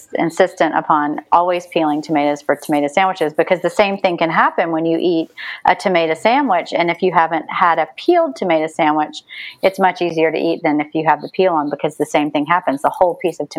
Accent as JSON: {"language": "English", "region": "the South", "country": "United States", "also_born_or_lived": "New York", "accent": "Southern", "said": "my Southern accent"}